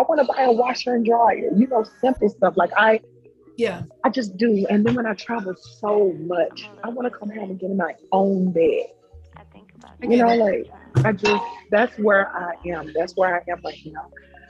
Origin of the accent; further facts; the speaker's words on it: the South, United States; I'm from the South. So I think I'm just accustomed to being in the South.